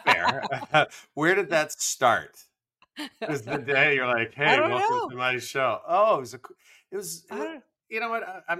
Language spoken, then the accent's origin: English; Michigan, United States; I was a Yankee from Michigan